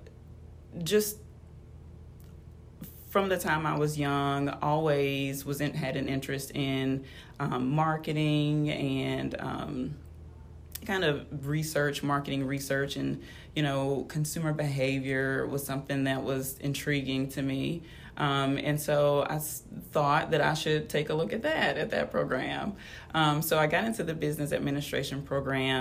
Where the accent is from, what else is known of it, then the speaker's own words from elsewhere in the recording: Clinton, Mississippi, United States; I grew up in Clinton, Mississippi